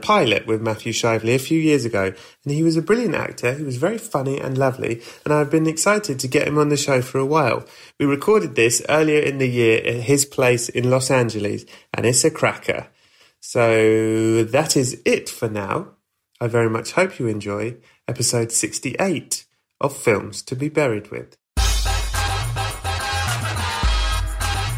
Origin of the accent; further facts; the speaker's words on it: England, United Kingdom; I'm from England